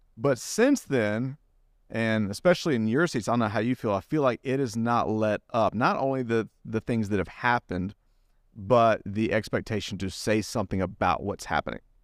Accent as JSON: {"language": "English", "town": "Greenville", "region": "South Carolina", "country": "United States", "moved": "yes", "said": "I'm from Greenville"}